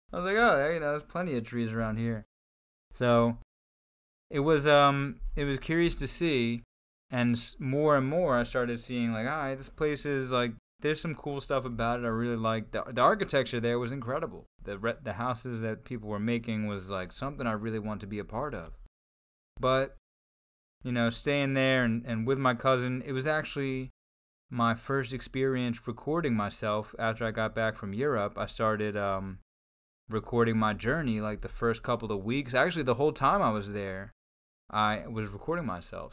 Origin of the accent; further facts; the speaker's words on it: New Jersey, United States; moved away as an adult; I'm from near Philadelphia, I'm from South Jersey